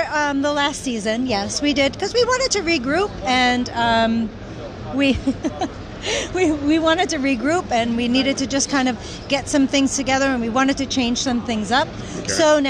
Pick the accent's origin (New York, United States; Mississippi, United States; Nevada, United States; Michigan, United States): New York, United States; Long Island; I'm from Long Island. Long Island was very rich in motorsports.